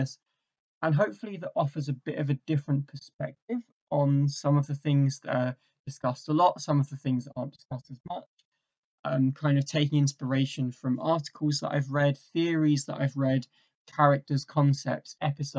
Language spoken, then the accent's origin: English; England, United Kingdom; also born or lived in Essex; So I'm from England, originally I am from England. I'm currently in Essex.